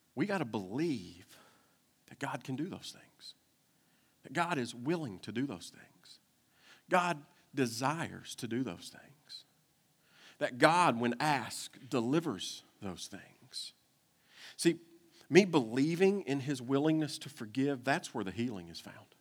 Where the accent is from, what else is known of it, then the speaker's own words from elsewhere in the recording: Kentucky, United States; I'm from Kentucky